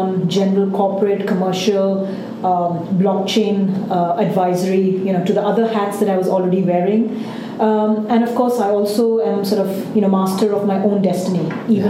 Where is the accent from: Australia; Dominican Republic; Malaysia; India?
India; I grew up in India